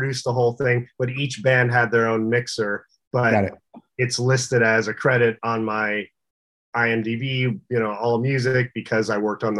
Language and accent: English; Windsor, Ontario, Canada; also born or lived in London, Ontario; now in Sherman Oaks, United States; I grew up in Canada, Southern Ontario, right near Detroit.